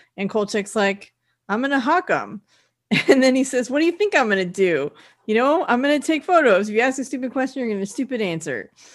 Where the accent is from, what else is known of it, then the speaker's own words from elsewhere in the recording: California, United States; I'm from California